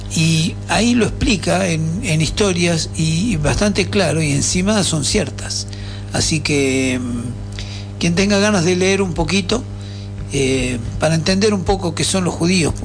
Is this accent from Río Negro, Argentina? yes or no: no; Buenos Aires, Argentina; now in San Martín de los Andes, Argentina; templos que yo iba cuando era chico, que en Flores